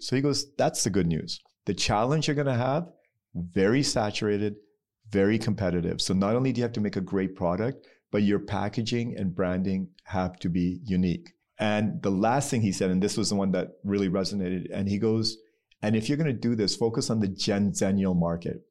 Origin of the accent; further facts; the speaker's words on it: Pakistan; So I'm Pakistani